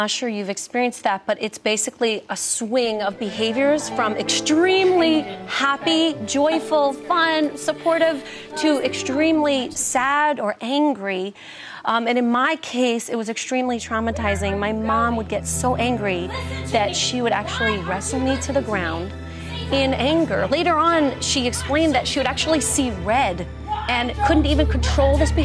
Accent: New York City, New York, United States; accent: Brooklyn; I'm a little Jewish girl from Brooklyn

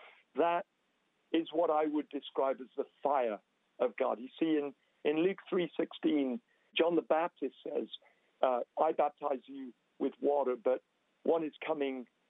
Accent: England, United Kingdom; moved away as an adult; now in Toronto, Canada; We are English, you know, and we were living our lives in England.

